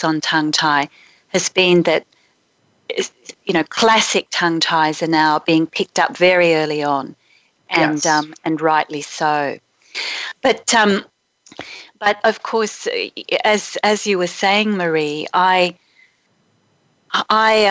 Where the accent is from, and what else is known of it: Brisbane, Queensland, Australia; born or raised there